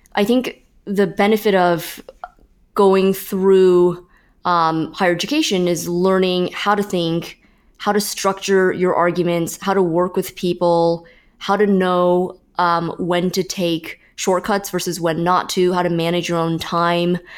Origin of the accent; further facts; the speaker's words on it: Fremont, California, United States; born or raised there